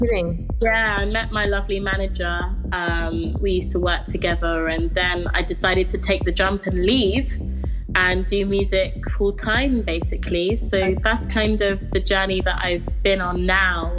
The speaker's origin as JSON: {"language": "English", "region": "London", "country": "United Kingdom", "tie": "born or raised there", "said": "I grew up in Camden in London"}